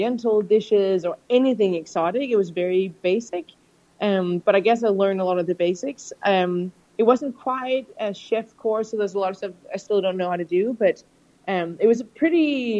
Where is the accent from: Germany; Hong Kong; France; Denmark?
Denmark; Copenhagen, Capital Region of Denmark; also born or lived in United States; now in London, United Kingdom; I grew up in Copenhagen, Denmark, in Europe, and living in London now and having lived in the US as well